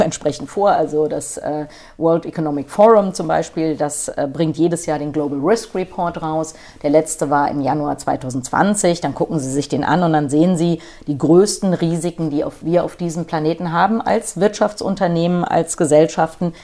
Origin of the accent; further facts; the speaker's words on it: Frankfurt am Main, Hesse, Germany; also born or lived in Schleswig-Holstein; ich bin Frankfurter Major, ich bin hier beim Hol am Holzhausenpark geboren